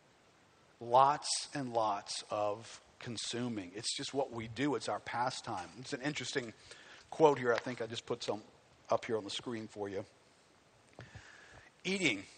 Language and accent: English; United States; I hate being an American